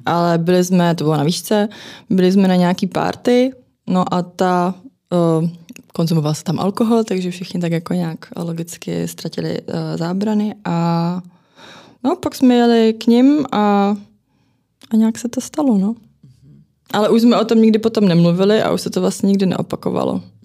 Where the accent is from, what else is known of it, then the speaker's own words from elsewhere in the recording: Zlín, Zlín Region, Czechia; now in Prague, Czechia; já jsem teda rodačka ze Zlína, ale v Praze už jsem strašně dlouho